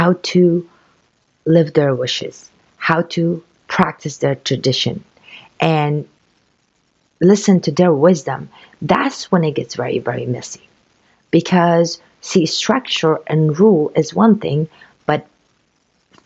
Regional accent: Afghanistan; moved away; I came from Afghanistan. It was a country, very poor country

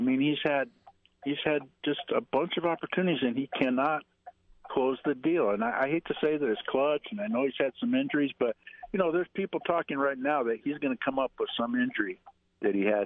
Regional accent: Detroit, Michigan, United States; I'm from Detroit

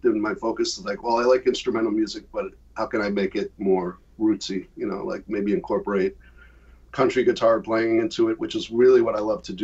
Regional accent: Worcester, Massachusetts, United States; I was studying with a great teacher in my hometown of Worcester

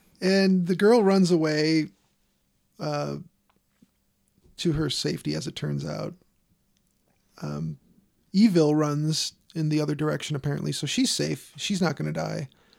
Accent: Chicago, Illinois, United States; and I'm from Chicago.

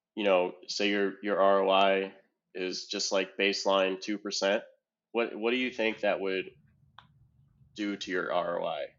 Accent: Ohio, United States; I'm from Ohio

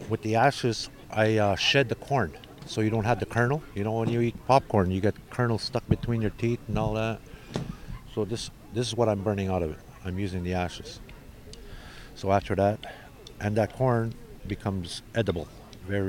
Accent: Wikwemikong, Ontario, Canada; I am from Wequemacon, Ontario, Canada

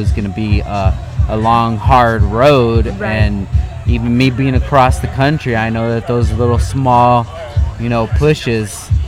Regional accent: Southern California, United States; growing up in SoCal

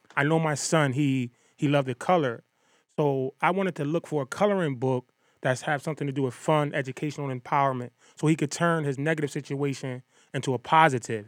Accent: Bridgeport, Connecticut, United States; I'm from Bridgeport, Connecticut

